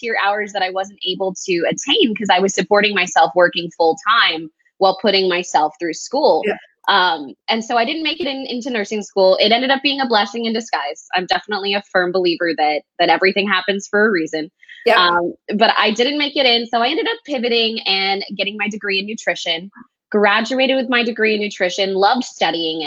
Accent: El Paso, Texas, United States; moved away as an adult; also born or lived in Lubbock, Texas; now in Austin, United States; So I was born and raised in El Paso, Texas. I've lived in Texas all my life

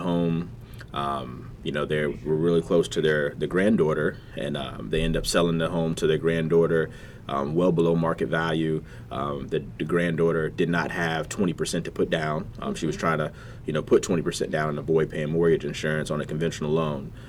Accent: Virginia Beach, Virginia, United States; growing up in Virginia Beach, um, College Park to be exact you know, CP.

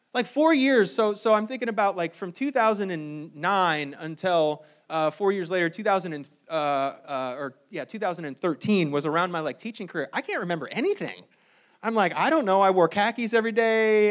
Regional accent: South Bend, Indiana, United States; moved away; my wife and I, uh, we, we grew up in South Bend, Indiana

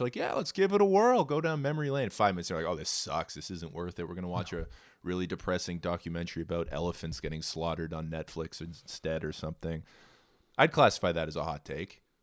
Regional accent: Edmonton, Alberta, Canada; I'm the only fucking purebred Albertan of the litter, bud. I was born in Edmonton

